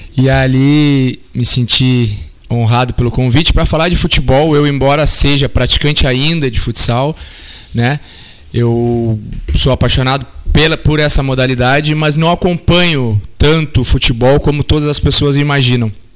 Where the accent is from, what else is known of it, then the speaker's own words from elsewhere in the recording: Brazil; nós brasileiros